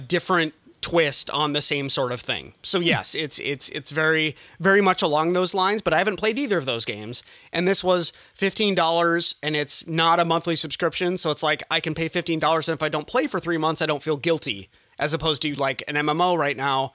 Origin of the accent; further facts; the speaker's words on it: Northern Minnesota, United States; moved away as an adult; now in Northern California, United States; I'm actually from Northern Minnesota and I moved out